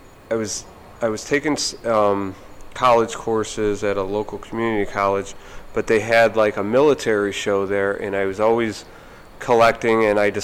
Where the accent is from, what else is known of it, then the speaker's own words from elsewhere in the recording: Cleveland, Ohio, United States; moved away; I grew up in Cleveland